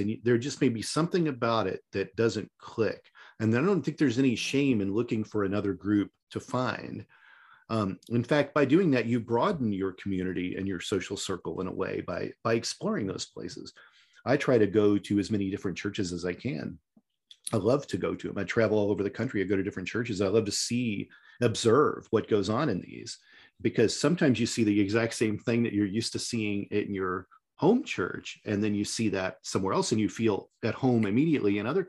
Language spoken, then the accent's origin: English; Midwest, United States; And I mean, I grew up in the Midwest.